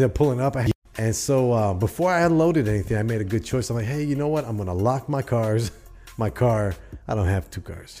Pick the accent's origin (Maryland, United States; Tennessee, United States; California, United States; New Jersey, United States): California, United States; accent: Cali vibe; now in Des Plaines, United States; I'm not from Des Plaines, man. I'm from California.